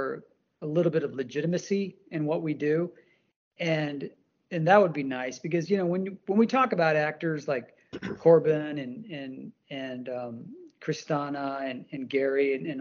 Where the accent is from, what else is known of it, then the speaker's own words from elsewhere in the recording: India; I'm from India